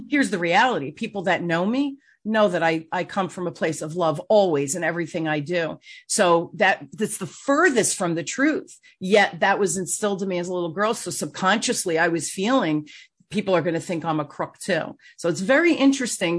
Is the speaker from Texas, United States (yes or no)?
no; Newark, New Jersey, United States; I grew up in Newark